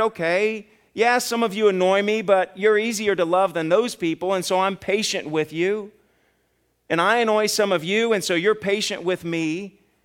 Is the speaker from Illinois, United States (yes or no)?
no; Ohio, United States; now in Kentucky, United States; I'm from Ohio